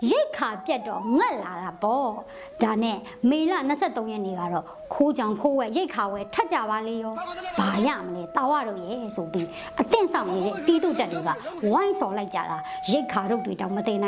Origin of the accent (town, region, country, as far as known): Anya, Upper Myanmar, Myanmar